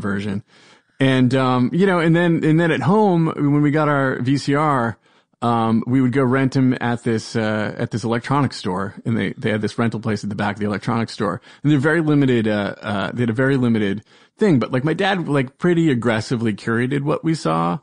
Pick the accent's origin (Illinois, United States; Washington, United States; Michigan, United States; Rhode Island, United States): Rhode Island, United States; Providence; I am from Providence, Rhode Island